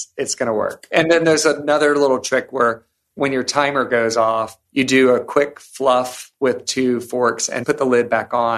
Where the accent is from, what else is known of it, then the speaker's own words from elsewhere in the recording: Savannah, Georgia, United States; When we were growing up in Savannah